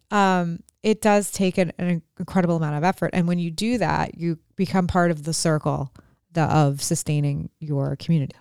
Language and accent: English; Cumberland, Maryland, United States; we're from Cumberland